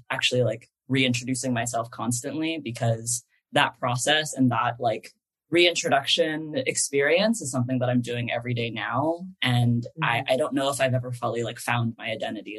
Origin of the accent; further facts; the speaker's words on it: East Bay, California, United States; moved away as an adult; now in Los Angeles, United States; I grew up in the East Bay